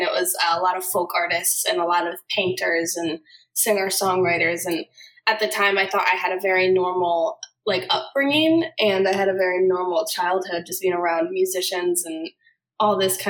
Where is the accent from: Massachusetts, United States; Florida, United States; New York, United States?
Massachusetts, United States; Boston; moved away as an adult; now in Nashville, United States; Right outside of Boston is where I was raised and where I grew up. And then I moved to Nashville in 2014.